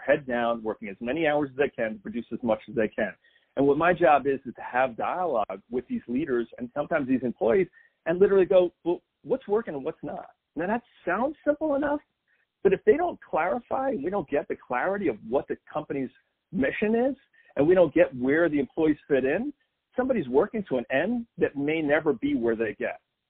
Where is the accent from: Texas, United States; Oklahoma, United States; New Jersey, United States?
New Jersey, United States; now in Nashville, United States; I'm originally from New Jersey